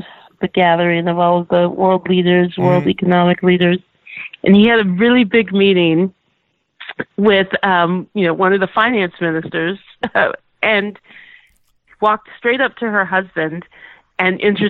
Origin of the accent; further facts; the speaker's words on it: Texas, United States; even as a Texan